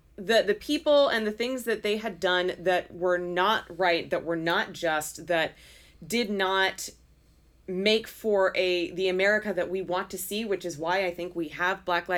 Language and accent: English; Portland, Oregon, United States; where we're from Portland, Oregon, like, that's a pretty... like non-diverse town.